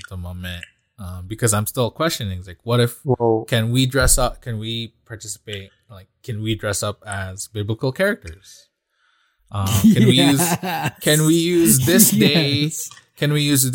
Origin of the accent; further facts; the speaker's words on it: Philippines; moved away; I grew up in the Philippines, and there's practically no trick-or-treating there.